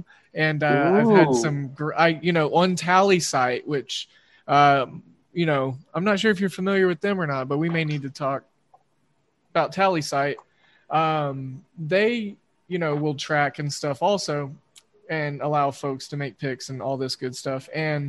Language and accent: English; Wichita, Kansas, United States; now in Oklahoma City, United States; I graduated from the same high school as Barry Sanders up in Wichita.